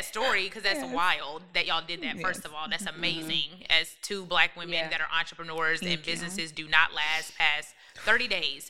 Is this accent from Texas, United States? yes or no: yes; Dallas, Texas, United States; moved away; also born or lived in Columbus, Ohio; I'm from Dallas.